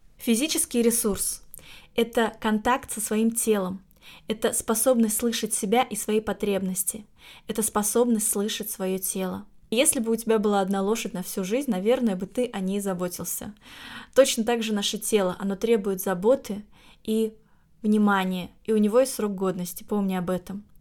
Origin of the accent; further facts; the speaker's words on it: Saint Petersburg, Russia; в моем родном городе, в Питере